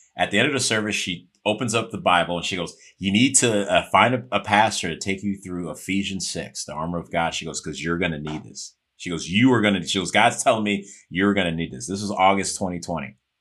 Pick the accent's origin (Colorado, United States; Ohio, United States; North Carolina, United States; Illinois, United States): Illinois, United States; Chicago; moved away; I'm from Chicago originally.